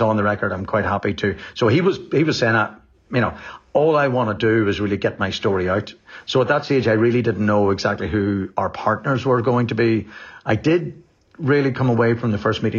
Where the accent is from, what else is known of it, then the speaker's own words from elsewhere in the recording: Enniskillen, Northern Ireland, United Kingdom; I grew up in Enniskillen and Fermanagh in the 80s and 90s